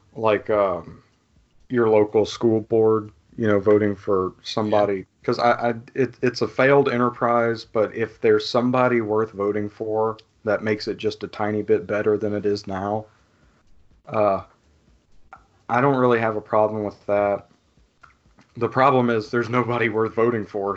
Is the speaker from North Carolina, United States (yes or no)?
no; Louisiana, United States; I'm from Louisiana